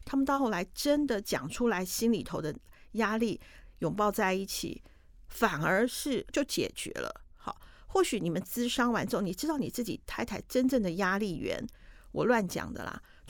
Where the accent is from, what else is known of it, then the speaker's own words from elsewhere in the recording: Taiwan; 可是我们台湾人一定懂。